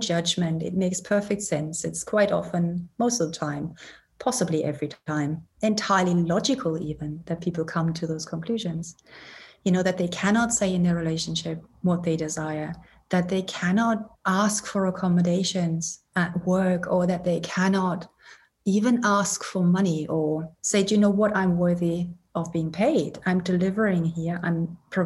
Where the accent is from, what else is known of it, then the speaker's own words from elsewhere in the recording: Germany; moved away as an adult; now in Edinburgh, United Kingdom; I'm originally German, born and raised in Germany.